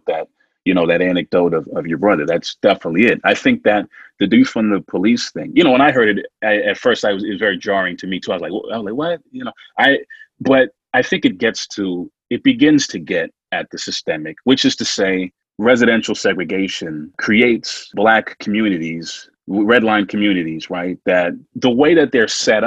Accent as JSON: {"language": "English", "region": "New Hampshire", "country": "United States", "tie": "born or raised there", "said": "I grew up in New Hampshire"}